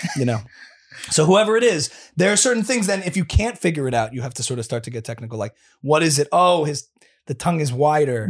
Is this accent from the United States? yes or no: yes; New Jersey, United States; also born or lived in New York; I'm a native New Jersey boy